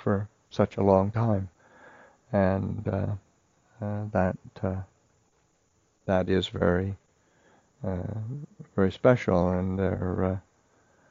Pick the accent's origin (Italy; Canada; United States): Canada; moved away; I grew up in Canada, but I never ever saw a monastery when I was growing up